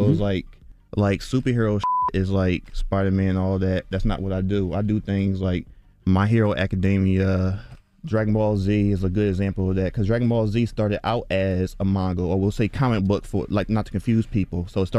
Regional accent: Philadelphia, Pennsylvania, United States; Yeah, I'm from North Philly, born and raised. I just drew all my life.

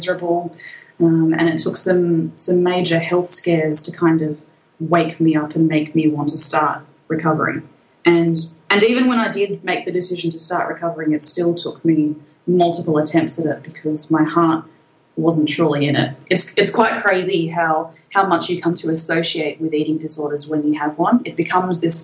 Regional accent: Australia; accent: Australian; you can probably tell from my accent, I'm quite Australian

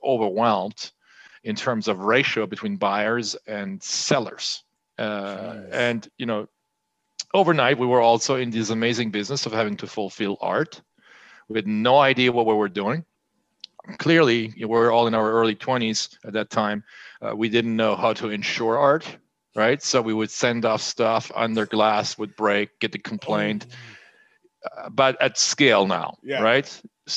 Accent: France; born or raised there; moved away as an adult; also born or lived in United States

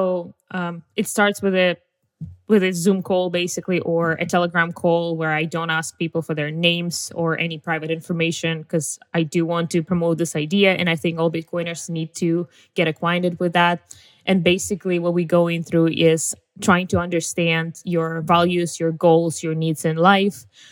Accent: Russia; moved away as an adult; also born or lived in United States; being a Russian tourist in the US

